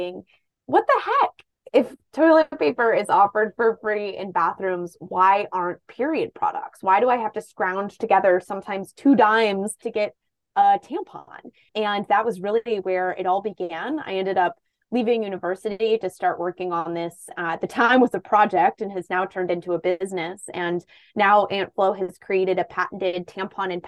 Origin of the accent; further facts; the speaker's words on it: Toledo, Ohio, United States; moved away as an adult; also born or lived in Columbus, Ohio; I am from Toledo, Ohio